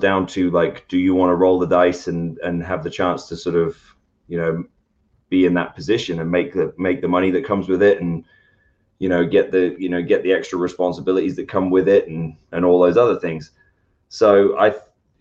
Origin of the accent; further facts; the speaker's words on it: United Kingdom; moved away; I'm British.